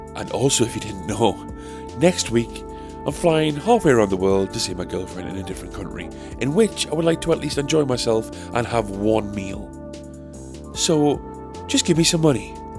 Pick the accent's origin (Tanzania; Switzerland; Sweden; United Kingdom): United Kingdom; as British people